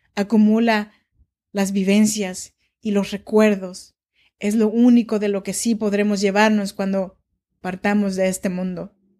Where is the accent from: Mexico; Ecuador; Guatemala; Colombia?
Mexico; Oaxaca; now in Sacramento, United States; Yo soy nacida en Oaxaca, México, y vivo en Sacramento desde hace ya varios años